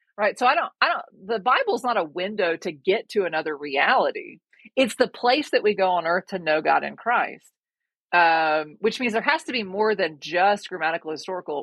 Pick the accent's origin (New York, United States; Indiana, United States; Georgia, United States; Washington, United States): Georgia, United States; moved away as an adult; also born or lived in North Africa; I'm originally from Georgia. I did my undergrad at the University of Georgia